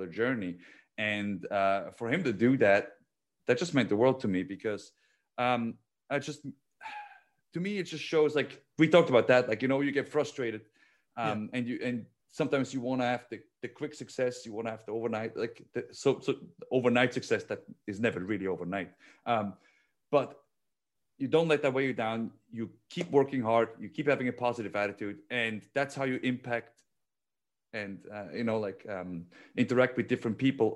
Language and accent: English; Switzerland; moved away as an adult; I'm a kid from Switzerland